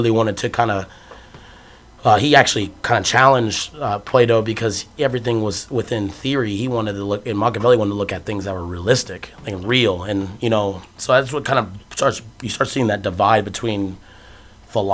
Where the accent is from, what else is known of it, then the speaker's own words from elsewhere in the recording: Phoenix, Arizona, United States; moved away as an adult; I'm from Phoenix, Arizona